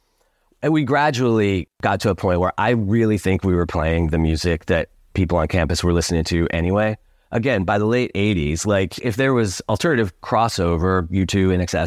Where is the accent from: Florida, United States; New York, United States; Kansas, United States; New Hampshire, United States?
New York, United States; Syracuse; growing up in Syracuse, you know, kind of there aren't many ways for you to do anything like that has anything to do with music